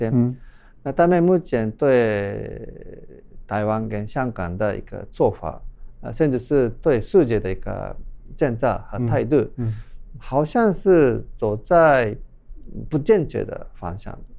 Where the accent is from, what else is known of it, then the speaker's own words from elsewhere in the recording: Japan; Chinese is a second language; 这是也是我们日本人的事情。